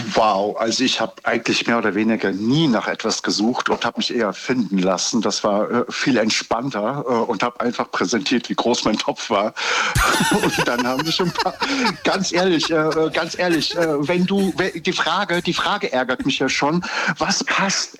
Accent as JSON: {"language": "German", "town": "Giessen", "region": "Hesse", "country": "Germany", "said": "Ich komme aus Gießen"}